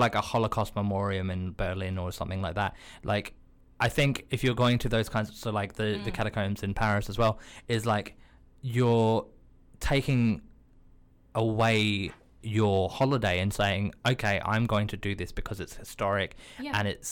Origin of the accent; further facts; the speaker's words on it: Australia; moved away as an adult; now in London, United Kingdom; I'm also an Australian based in London